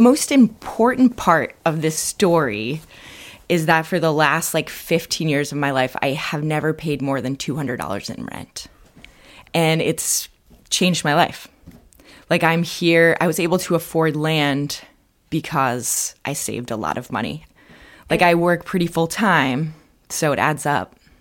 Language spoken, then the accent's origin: English; Vermont, United States; I grew up in Vermont